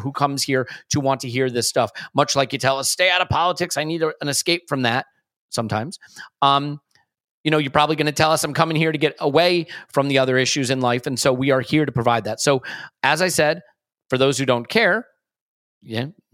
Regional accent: United States; also born or lived in New York; as an American

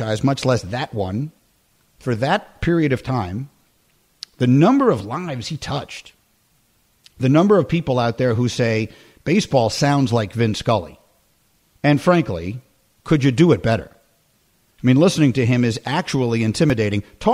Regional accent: New York City, New York, United States; growing up in New York City

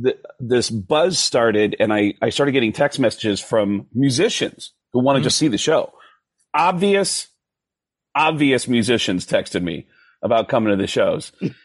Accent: New York, United States; As a kid growing up in New York in the 70s.

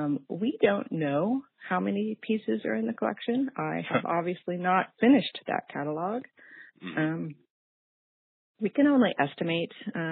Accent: Texas, United States; moved away as an adult; I thought it would take 6 months, and I moved here from Texas, which is my home. And that was almost exactly 11 years ago.

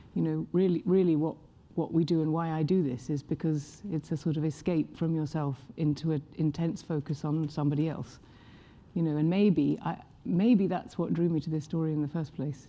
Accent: England, United Kingdom; I'm English

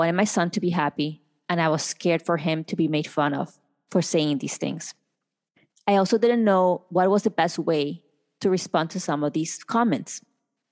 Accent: Colombia; now in United States; I was born in Colombia

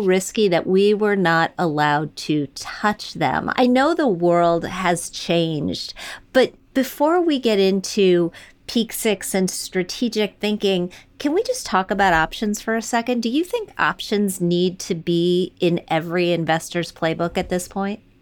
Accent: Wisconsin, United States; moved away as an adult; also born or lived in Michigan; I was born in Michigan, raised in Wisconsin, went to the big city after college

